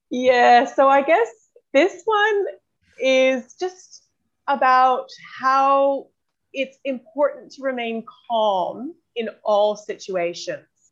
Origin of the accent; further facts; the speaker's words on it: Canada; moved away as an adult; also born or lived in New Zealand; now in Australia; I'm originally from New Zealand, but grew up in Canada and I've uh, been in Australia now for 14 years